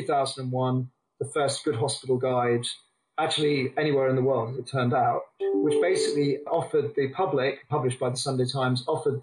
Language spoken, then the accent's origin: English; England, United Kingdom; now in Australia; came back to England